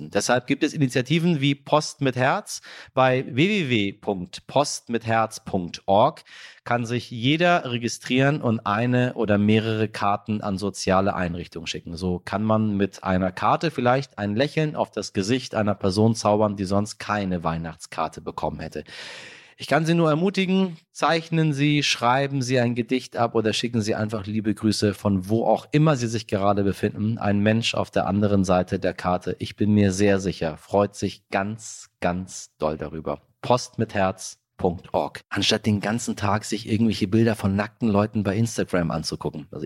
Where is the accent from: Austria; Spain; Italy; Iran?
Iran; now in Germany; verstehen Sie, was da gerade in meiner Heimat stattfindet und warum es so wichtig ist, dass wir alle dagegen aufstehen und reagieren.